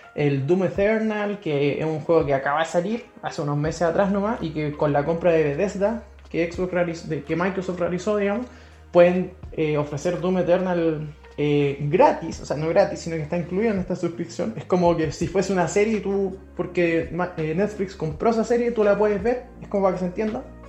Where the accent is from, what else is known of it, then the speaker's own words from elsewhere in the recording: Chile; aquí en Chile, nosotros somos de Chile